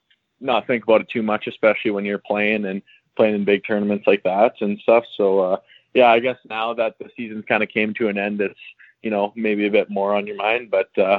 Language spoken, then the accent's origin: English; Davidson, Saskatchewan, Canada; I'm from Davidson, Saskatchewan